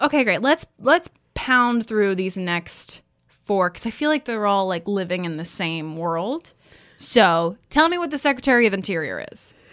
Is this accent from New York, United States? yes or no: no; Texas, United States; I grew up in Texas